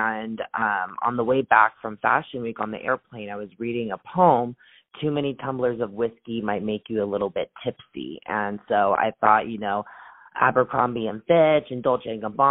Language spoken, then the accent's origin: English; Los Angeles, California, United States; I'm from Los Angeles